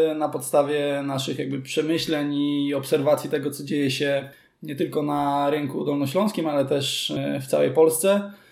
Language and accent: Polish; Kołobrzeg, West Pomeranian Voivodeship, Poland; moved away as an adult; now in Wrocław, Poland; ja pochodzę z Kobrzegu i tam grałem w piłkę